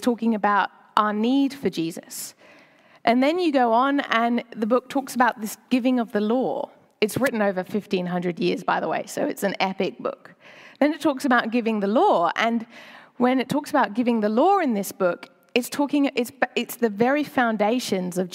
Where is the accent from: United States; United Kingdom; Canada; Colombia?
United Kingdom; moved away as an adult; now in Sydney, Australia; I'm British